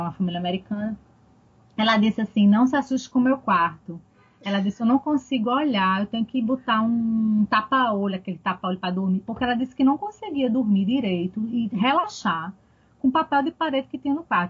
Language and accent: Portuguese; Northeast Region, Brazil; accent: Nordestino